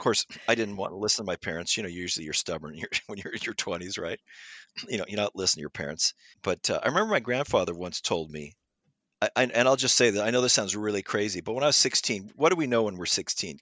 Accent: Pasadena, California, United States; I grew up in Pasadena near, near, you know, nine miles, uh, from Los Angeles in the Pasadena area

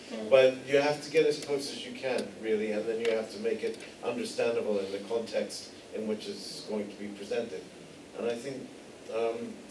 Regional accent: United States; moved away; also born or lived in United Kingdom / Ireland; I'm an American

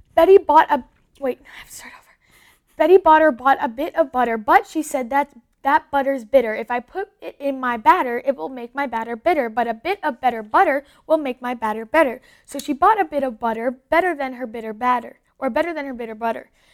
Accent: Canada; also born or lived in Los Angeles; I am Canadian.

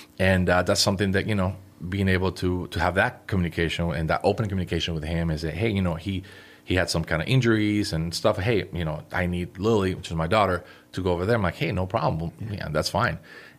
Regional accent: Puerto Rico; I was born in Puerto Rico.

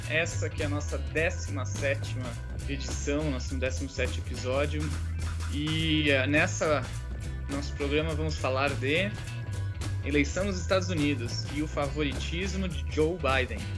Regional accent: Recife, Pernambuco, Brazil; Sou de Recife. Recife, Pernambuco.

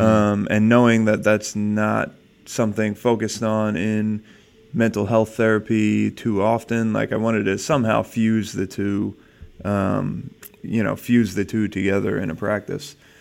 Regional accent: New Jersey, United States; moved away as an adult; now in California, United States; I was born in New Jersey

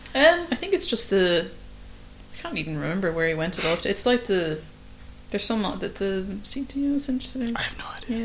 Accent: Ireland; an Irish filmmaker

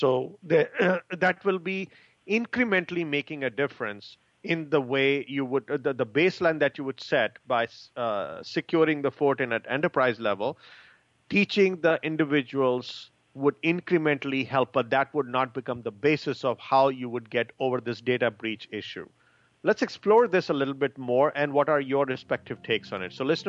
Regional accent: Chicago, Illinois, United States; I'm from Chicago

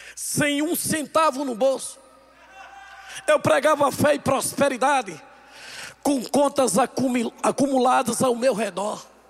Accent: Campina Grande, Paraíba, Brazil; now in Taguatinga, Brazil; nós somos de Campina Grande, nós somos do interior, nós somos do Brasil, nós somos da Paraíba.

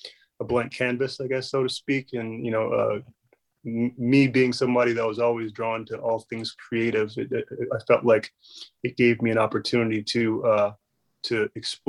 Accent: San Diego, California, United States; growing up in San Diego

